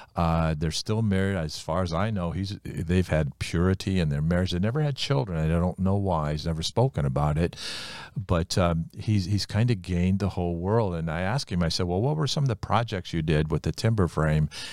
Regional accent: Ohio, United States; the Amish country, uh, is about half hour east of where we grew up in Ohio

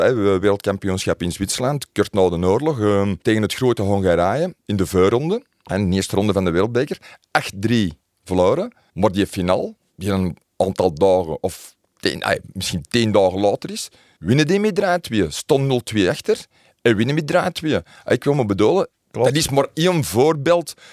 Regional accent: Antwerp, Flanders, Belgium; ook kind van Deunen-Noord, Zwarte Arend.

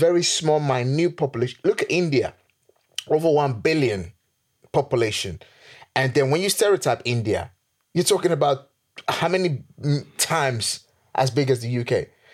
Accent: Nigeria; now in England; where I'm from, being Nigerian

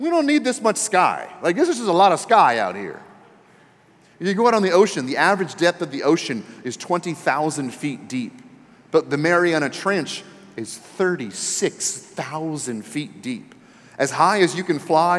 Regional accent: Texas, United States; we're Christians and we're from Texas

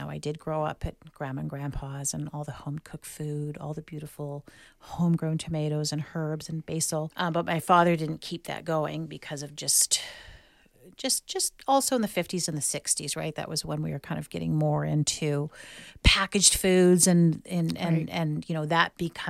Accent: California, United States; And that's really real for me because I grew up in the Bay Area.

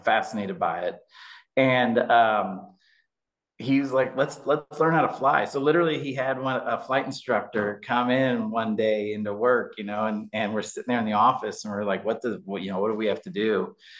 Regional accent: Indianapolis, Indiana, United States; I was born and raised in Indianapolis

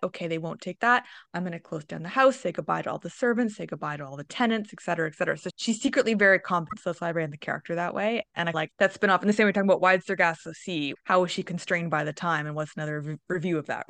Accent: Toronto, Ontario, Canada; I'm from Toronto, Ontario

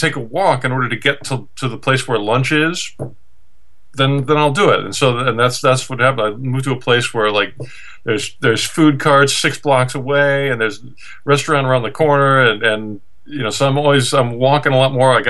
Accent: East Coast, United States; also born or lived in Los Angeles, United States / Japan / Las Vegas, United States; now in Portland, United States; growing up on the East Coast

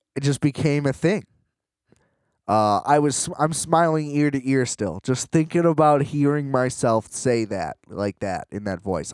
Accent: United States; being American

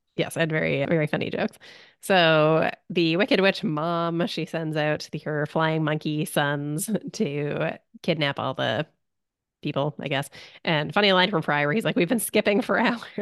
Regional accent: Canada; as a Canadian

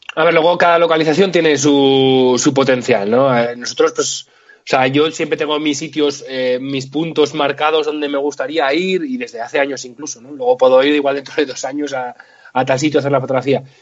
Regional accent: Litago, Moncayo, Aragon, Spain; now in Zaragoza, Spain; yo sí que soy de, soy de Zaragoza, vivo y trabajo en Zaragoza, pero vengo de un pueblito del Moncayo muy pequeño que se llama Lituánigo

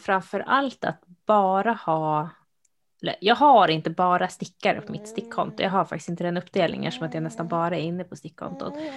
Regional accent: Uppsala, Uppsala County, Sweden; moved away; jag är ju från Uppsala, eh, som vi kanske har nämnt någon gång. Så min liksom, nu bor jag inte där längre

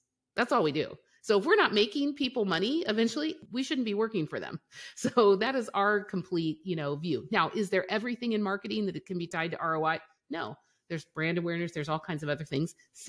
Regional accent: Colorado, United States; also born or lived in Europe; now in Missouri, United States; Well, Okay, so we're based in Missouri, but I'm from Colorado and I grew up in Europe.

